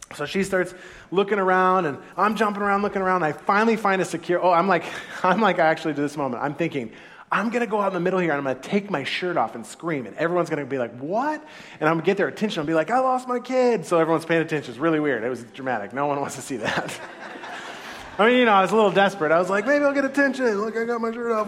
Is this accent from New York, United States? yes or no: no; Santa Clara, California, United States; first language English; I was born in the United States of America. I was born in Santa Clara, actually, in, in California